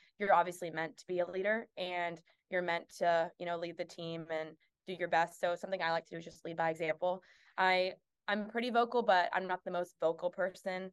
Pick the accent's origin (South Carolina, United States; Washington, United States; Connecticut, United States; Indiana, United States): South Carolina, United States; I'm from South Carolina